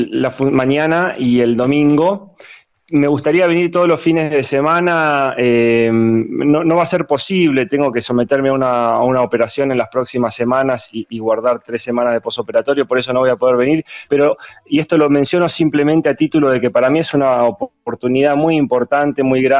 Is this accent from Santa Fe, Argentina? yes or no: no; Mar del Plata, Buenos Aires Province, Argentina; Viví 20 años en Buenos Aires, ahora volví a mi ciudad natal, Mar del Plata, hace tres años.